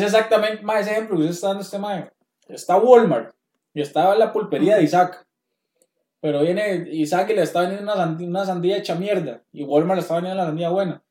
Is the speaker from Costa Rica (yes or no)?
yes; Costa Rica; yo soy de Centroamérica, Costa Rica